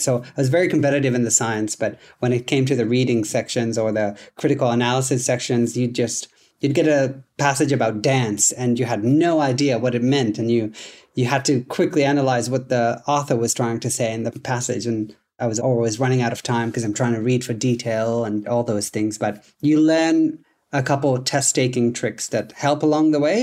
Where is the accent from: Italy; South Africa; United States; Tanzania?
Tanzania; English is a second language; moved away as an adult; also born or lived in Vancouver, Canada; now in Dubbo, Australia; I am originally from Tanzania. That's where I was born and raised until I was eighteen years old.